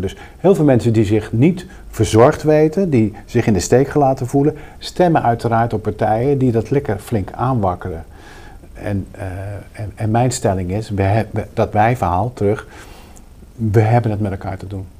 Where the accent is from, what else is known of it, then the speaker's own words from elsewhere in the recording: Rotterdam, South Holland, Netherlands; ik kom uit Rotterdam